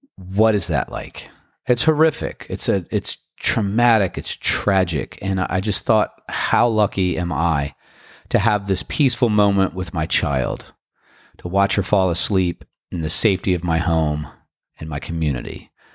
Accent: Washington, District of Columbia, United States; now in Outer Banks, United States; Being from Washington, D C

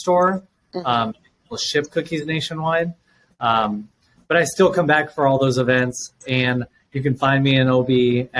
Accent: Tucson, Arizona, United States; also born or lived in Dallas / Denver / New Mexico; I was born and raised in the Southwest. So I've lived in Dallas, Denver, New Mexico. Just kind of moved around with my family. And then I landed in Tucson, Arizona in eighth grade.

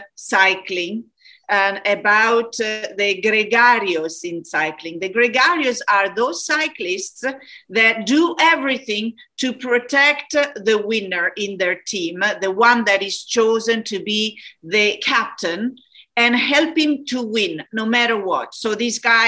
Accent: Florence, Tuscany, Italy; moved away; I come from Italy, from Florence.

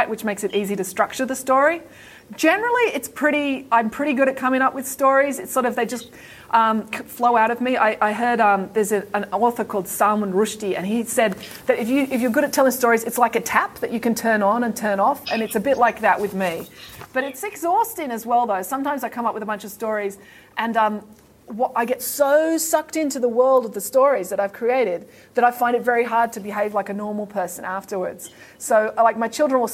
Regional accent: Bowral, New South Wales, Australia; my hometown, Bowral, it's a very, very nice, pretty country town.

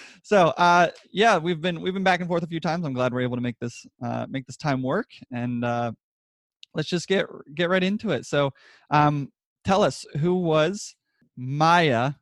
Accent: Pennsylvania, United States; I grew up in Pennsylvania, so we learned it as the Civil War

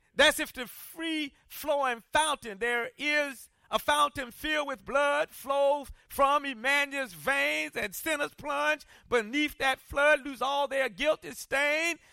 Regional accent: South Carolina, United States; I grew up in South Carolina

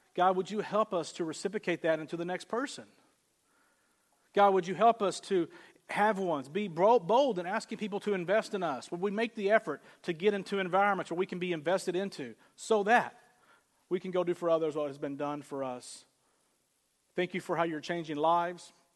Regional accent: the South, United States; moved away; I grew up in the South

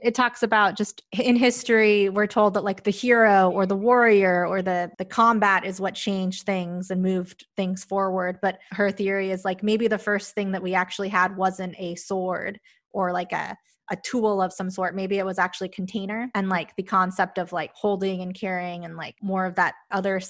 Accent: United States; I'm Mexican American

